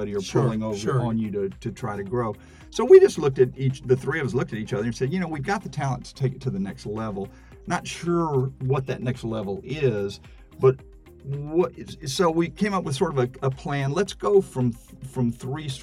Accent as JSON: {"language": "English", "town": "Houston", "region": "Texas", "country": "United States", "tie": "born or raised there", "said": "I grew up in Houston"}